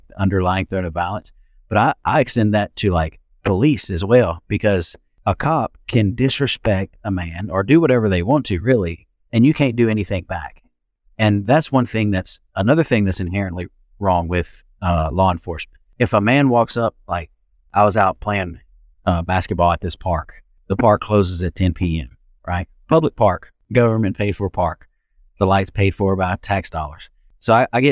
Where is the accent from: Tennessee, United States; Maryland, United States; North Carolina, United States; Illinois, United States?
Tennessee, United States; Memphis; I grew up in Fraser